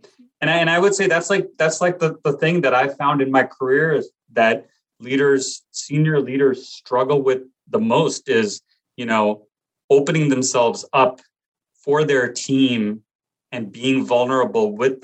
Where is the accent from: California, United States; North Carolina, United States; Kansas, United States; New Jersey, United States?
New Jersey, United States; Glen Rock; I grew up in Glen Rock, New Jersey, which is right outside New York City.